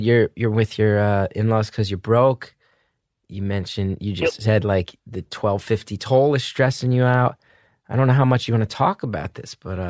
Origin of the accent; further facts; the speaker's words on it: New Jersey, United States; Well, it's a shame that my home state, my beloved home state of New Jersey, has come to represent all this tension and stress for you.